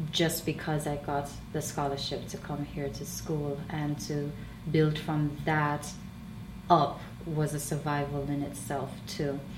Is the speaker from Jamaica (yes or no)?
yes; Jamaica; moved away as an adult; now in United States